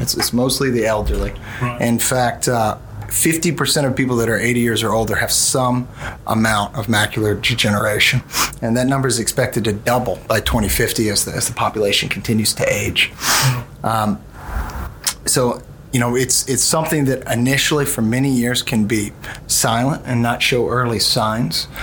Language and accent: English; Mobile, Alabama, United States; also born or lived in New Orleans / Washington D.C. / Birmingham; I'm originally from New Orleans, but moved to Mobile at a very young age. And all my formative years were in Mobile.